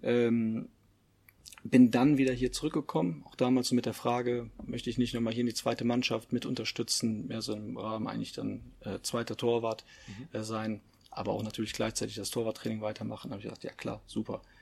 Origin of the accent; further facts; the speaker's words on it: Leverkusen, North Rhine-Westphalia, Germany; Ich selber, ich komme ja auch aus der Stadt, komme aus Leverkusen